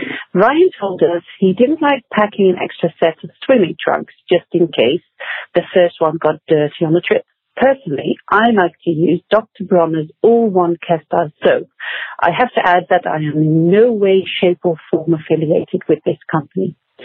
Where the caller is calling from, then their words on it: Netherlands; I'm calling from the Netherlands.